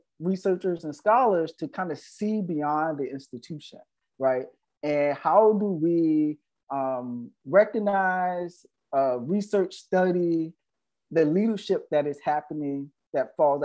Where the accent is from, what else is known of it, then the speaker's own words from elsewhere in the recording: the South, United States; Black queer man growing up in the South